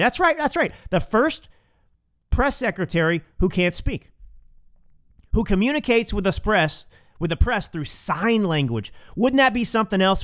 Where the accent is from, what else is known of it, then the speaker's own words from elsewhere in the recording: Texas, United States; I'm a Texan